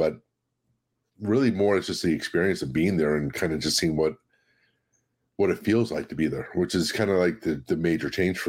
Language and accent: English; United States; Yeah, that's the thing about being American